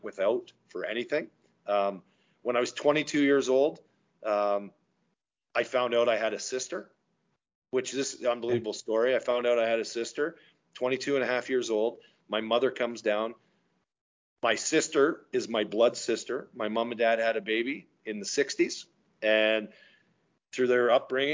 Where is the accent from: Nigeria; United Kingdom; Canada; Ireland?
Canada; Goodwood, Ontario; also born or lived in Markham / Stouffville / Toronto; I grew up in Goodwood, which was even a smaller 500 people or whatever it is, farming community, 10 minutes northeast of Stouffville